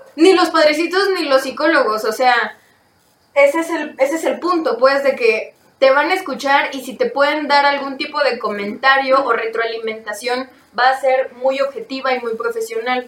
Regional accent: Mexico; soy mexicano

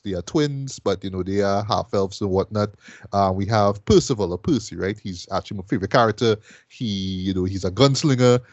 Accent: Trinidad & Tobago; I'm from Trinidad

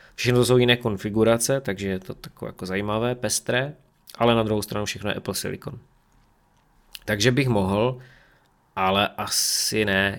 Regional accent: Czechia; also born or lived in Ostrava; U nás v Čechách to je úplné minimum

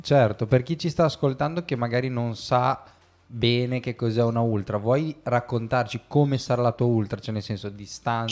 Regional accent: Bologna, Emilia-Romagna, Italy; io da bolognese, visto che siamo vicini di casa

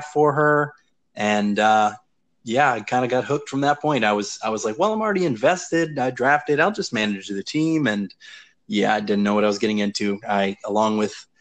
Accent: Baton Rouge, Louisiana, United States; I'm from Louisiana, the Baton Rouge area specifically.

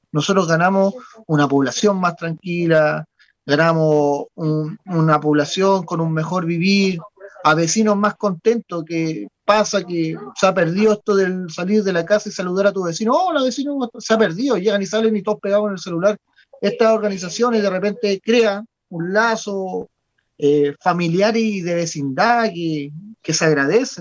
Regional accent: Chile; como buen chileno

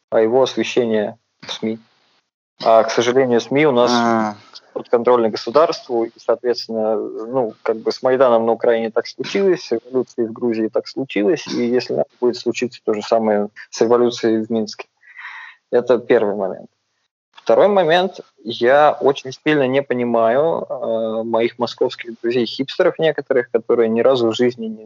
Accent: Volgograd, Volgograd Oblast, Russia; also born or lived in Moscow; если я сейчас парень из Волгограда, большую часть жизни проживший в Москве э, и где-то еще за границей

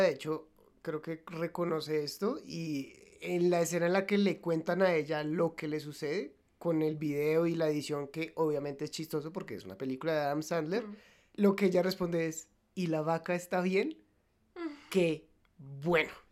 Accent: Colombia; Nosotros somos colombianos

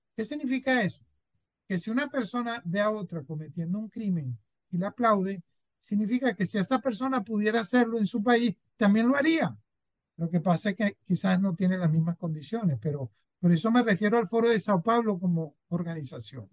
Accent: Venezuela; se desarrolló en mi país, en Venezuela.

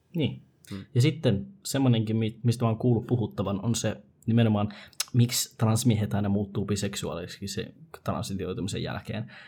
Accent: Rovaniemi, Lapland, Finland; me ollaan Rovaniemeltä

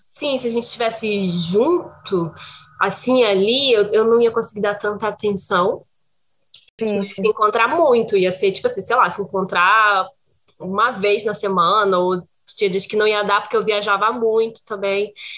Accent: Brazil; now in Portugal; sou brasileira

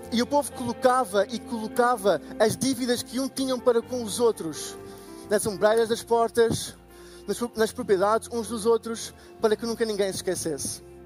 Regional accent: Portugal; Portugal, eu sou de Portugal

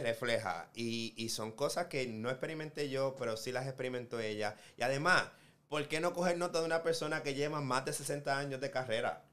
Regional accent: Puerto Rico; now in United States; yo vengo de Puerto Rico

